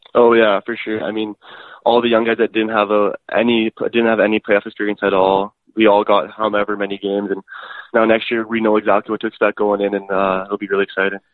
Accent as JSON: {"language": "English", "town": "Edmonton", "region": "Alberta", "country": "Canada", "tie": "born or raised there", "said": "born and raised in Edmonton, Alberta"}